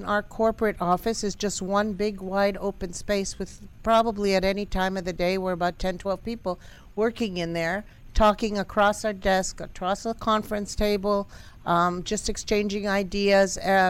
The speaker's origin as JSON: {"language": "English", "town": "Montreal", "region": "Quebec", "country": "Canada"}